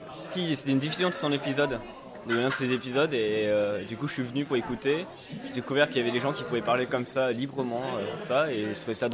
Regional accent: Grenoble, Auvergne-Rhône-Alpes, France; je viens de Grenoble

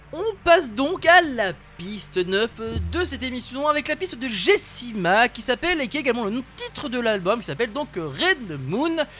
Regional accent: France; chez nous en France

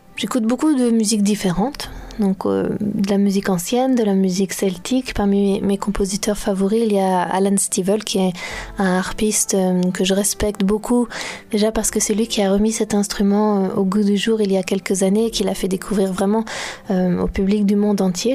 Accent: Brittany, France; je suis née, j'ai grandi en Bretagne.

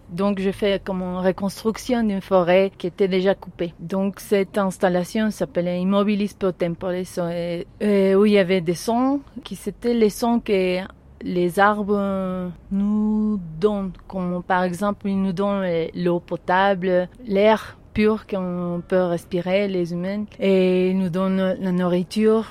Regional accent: La Paz, Bolivia; je suis née ici à La Paz.

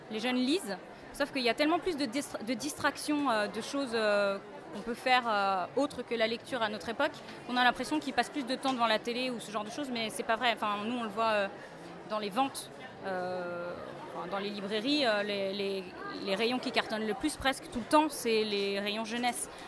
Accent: France; voilà, on est français donc on s'intéresse aussi à notre patrimoine littéraire

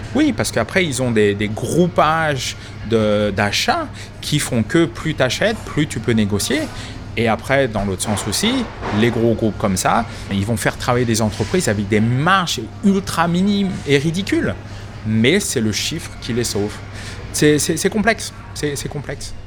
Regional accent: France; also born or lived in Boston; now in Melbourne, Australia; en tant que bon français

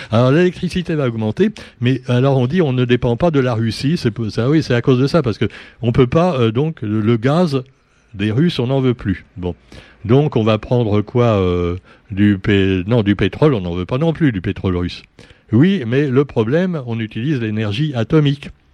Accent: Réunion; nous sommes des Français avant d'être des Réunionnais

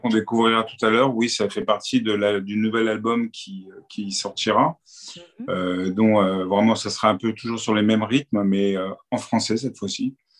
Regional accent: Paris, Île-de-France, France; now in Cannes, France; À la base, je suis né à Paris, j'ai grandi à Paris.

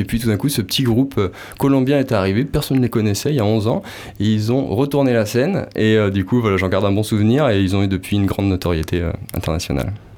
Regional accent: Nantes, Pays de la Loire, France; also born or lived in Landes; now in Capbreton, France; Je suis originaire de Nantes

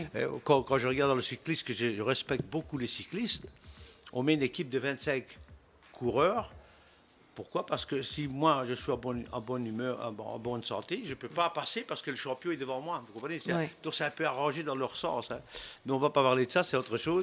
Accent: Belgium; moved away as an adult; also born or lived in United States; Je suis né en Belgique

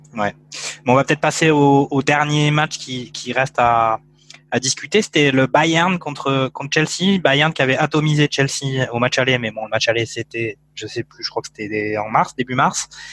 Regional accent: France; en tant que Français

